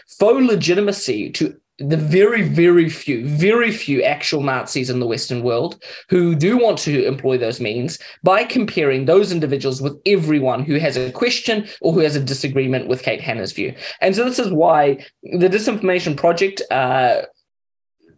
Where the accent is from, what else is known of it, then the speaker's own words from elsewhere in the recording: Mozambique; also born or lived in Kenya; now in New Zealand; I grew up in Mozambique